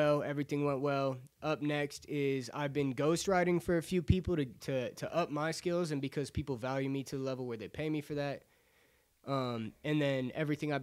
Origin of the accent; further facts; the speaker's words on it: Acworth, Georgia, United States; So I'm from North Georgia, Acworth area.